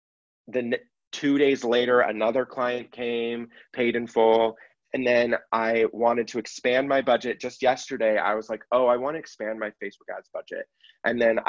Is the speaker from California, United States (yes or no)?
yes; San Francisco Bay Area, Northern California, United States; moved away; I grew up in the Bay Area, Northern California